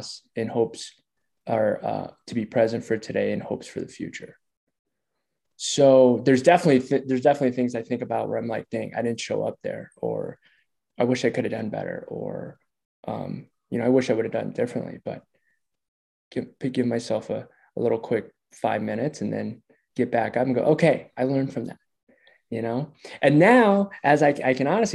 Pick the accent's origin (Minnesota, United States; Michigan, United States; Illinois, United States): Minnesota, United States; Minneapolis; moved away as an adult; now in Denver, United States; Minneapolis. Yeah, I grew up, born and raised in Minneapolis.